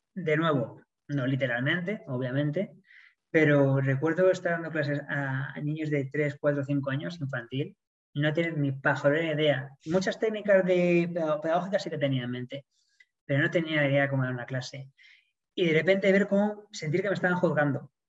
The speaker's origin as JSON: {"language": "Spanish", "country": "Spain", "also_born_or_lived": "Sydney, Australia", "moved": "as an adult", "said": "como buen español que soy."}